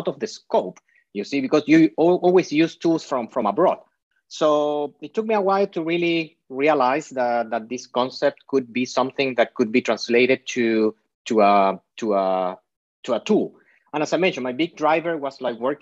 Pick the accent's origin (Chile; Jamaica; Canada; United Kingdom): Chile; now in Bay Area, United States; I am half Spanish, half Chilean. My dad is from Spain. My mom is from Chile. My dad moved from Spain to Chile